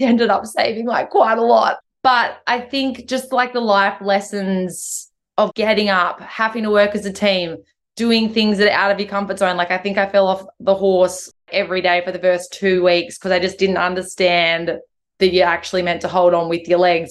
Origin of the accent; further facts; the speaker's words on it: Hay Plains, NSW, New South Wales, Australia; also born or lived in Sydney; I was from the area, but I'd been gone for 15 years or 10 or 12 years or whatever it was.